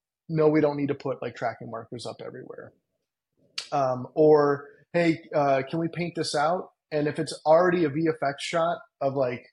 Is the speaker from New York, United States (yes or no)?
no; Cleveland, Ohio, United States; moved away as an adult; now in Los Angeles, United States; I grew up with in Cleveland